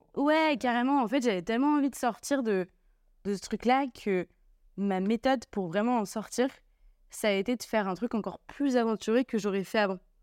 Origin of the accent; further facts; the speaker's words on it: Lille, Hauts-de-France, France; je suis lilloise